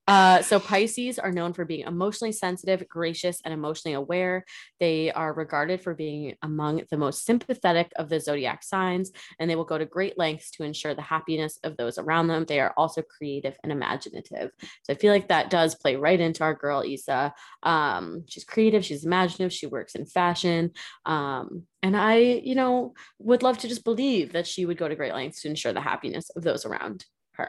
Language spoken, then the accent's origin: English; United States; I'm American